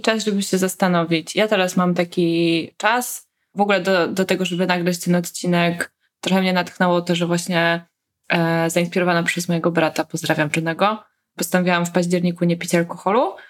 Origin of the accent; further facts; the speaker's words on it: Poland; dorastałyśmy w tym kraju